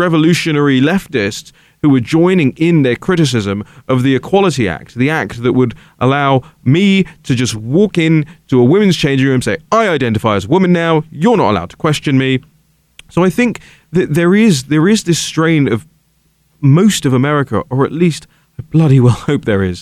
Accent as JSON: {"language": "English", "country": "United Kingdom", "moved": "yes", "lives_now": "United States", "said": "my country, where Britain is at the moment."}